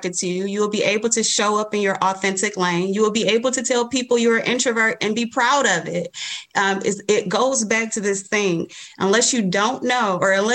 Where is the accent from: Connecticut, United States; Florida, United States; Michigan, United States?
Michigan, United States; Detroit; I am from Detroit, born and raised all my life.